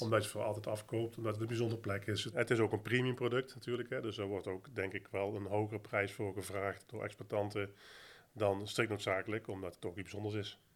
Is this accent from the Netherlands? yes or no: yes; Netherlands; voor mij als Nederlander, consument, medewerker van Dela